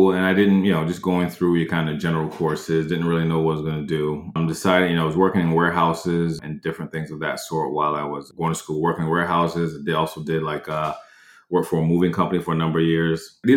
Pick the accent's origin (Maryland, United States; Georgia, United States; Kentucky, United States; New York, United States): New York, United States; I came from New York to Orlando, Florida for six months.